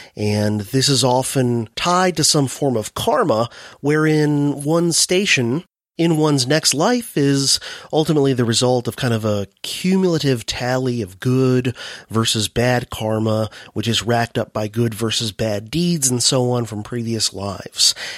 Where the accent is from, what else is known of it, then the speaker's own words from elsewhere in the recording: United States; my home country, the U S